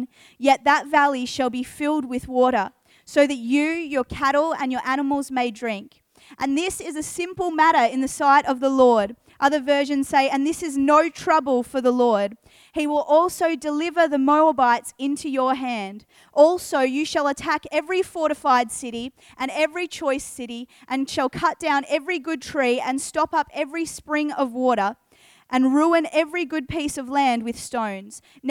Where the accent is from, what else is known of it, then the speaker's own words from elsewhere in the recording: Geelong, Victoria, Australia; now in Adelaide, Australia; I grew up in Geelong, Victoria. I spent a majority of my childhood there.